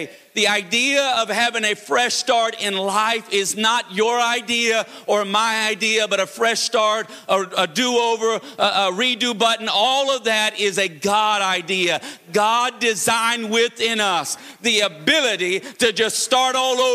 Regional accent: Florida, United States; now in North Carolina, United States; I grew up in Florida

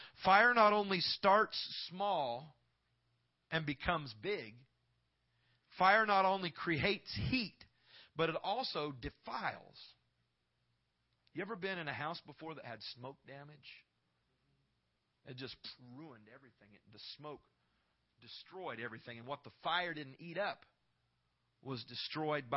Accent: Knoxville, Iowa, United States; I grew up in Iowa, in Knoxville, Iowa, a small little town

